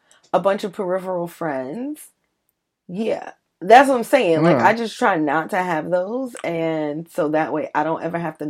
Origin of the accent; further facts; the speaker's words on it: New York City, New York, United States; I'm from Brooklyn. We don't say ER around here.